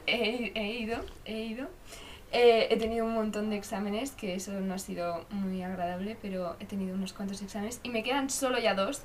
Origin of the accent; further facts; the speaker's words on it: Zaragoza, Aragon, Spain; somos de Zaragoza